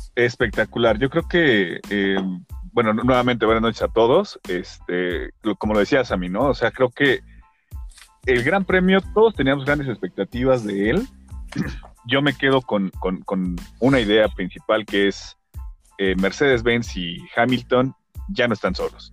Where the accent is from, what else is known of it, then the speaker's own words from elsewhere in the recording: Mexico; como mexicanos